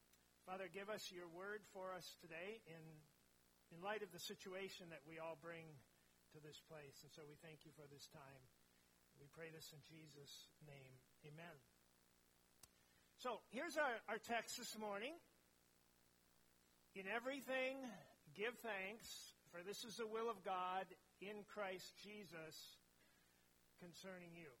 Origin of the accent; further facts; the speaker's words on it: near Cambridge, East Central Minnesota, United States; moved away as an adult; also born or lived in Mora, Minnesota / Stanchfield, Minnesota / Roseau, Minnesota / Wausau, Wisconsin; I grew up in East Central Minnesota, up around Cambridge